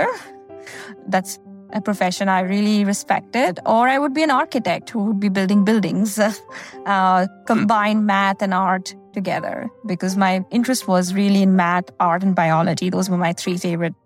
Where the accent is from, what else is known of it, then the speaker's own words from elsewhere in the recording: India; moved away as an adult; now in United States; I grew up in India and I did my undergrad in India.